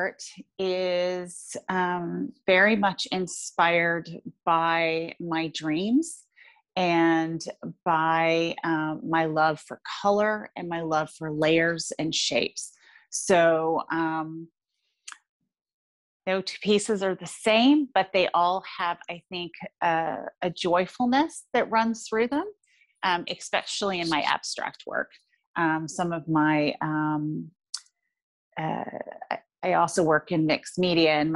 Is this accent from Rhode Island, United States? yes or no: no; San Jose, California, United States; moved away as an adult; now in Toronto, Canada; I grew up in San Jose